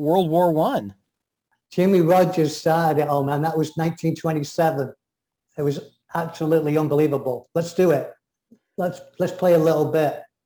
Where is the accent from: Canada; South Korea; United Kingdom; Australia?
United Kingdom; England; I'm English